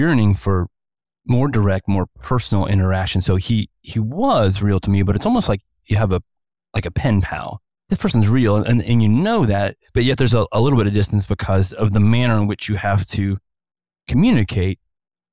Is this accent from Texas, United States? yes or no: no; Ohio, United States; now in Santa Clarita, United States; born and raised in Ohio